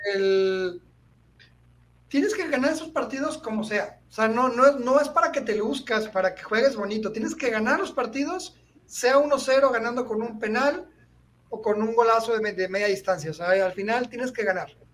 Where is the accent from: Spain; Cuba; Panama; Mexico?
Mexico; soy mexicano